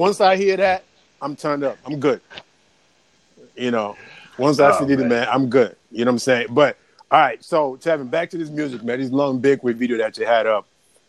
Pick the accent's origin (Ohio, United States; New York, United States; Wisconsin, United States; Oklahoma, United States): New York, United States; Look, as a New Yorker, man, we ride with Jay, bro.